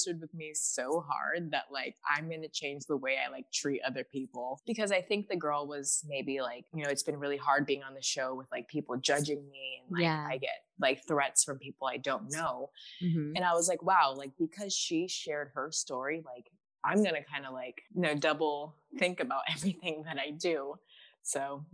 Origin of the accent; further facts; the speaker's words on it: Alaska, United States; moved away as an adult; also born or lived in Hawaii / Fargo, North Dakota; I'm from Alaska.